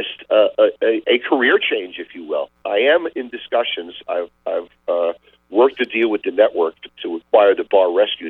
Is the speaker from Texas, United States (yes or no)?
no; Great Neck, New York, United States; Whitey Ford was my neighbor when I grew up in Great Neck, Long Island.